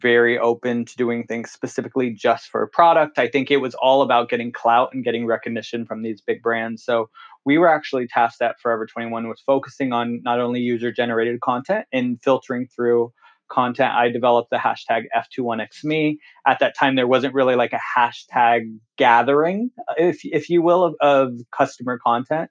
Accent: California, United States; moved away as an adult; I'm born and raised in California

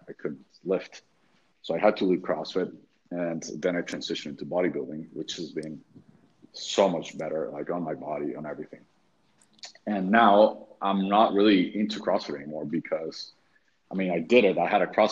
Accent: Venezuela; moved away as an adult; also born or lived in Texas; then I moved back to Venezuela, which is my home country

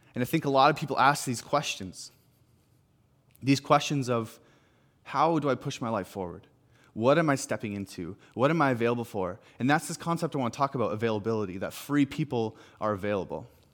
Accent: Salmon Arm, British Columbia, Canada; moved away as an adult; now in Kelowna, Canada; I'm from Sam and Arm.

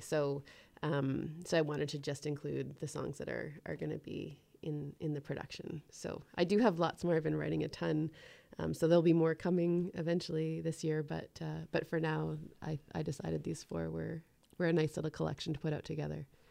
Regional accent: Ottawa, Ontario, Canada; moved away as an adult; now in Canmore, Canada; I moved from Ottawa about three years ago

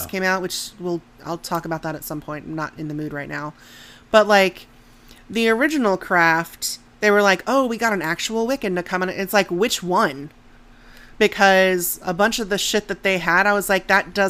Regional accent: United States; I'm an American

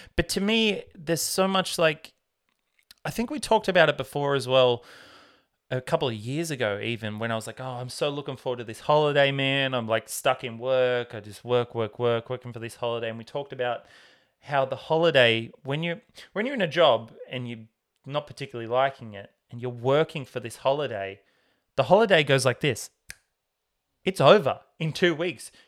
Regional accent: Tamworth, New South Wales, Australia; growing up in Tamworth in Australia

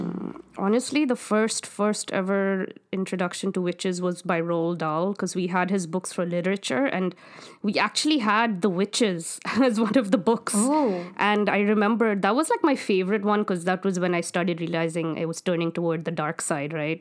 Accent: India; moved away as an adult; now in Canada; not that it makes me any less Indian

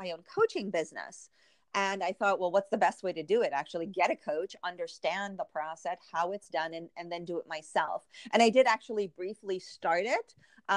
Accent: Trinidad & Tobago; moved away; my home country of Trinidad

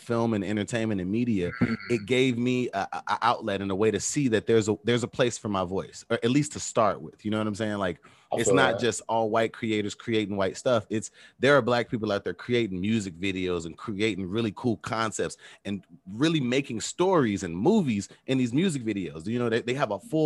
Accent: Chicago, Illinois, United States; I'm from Chicago

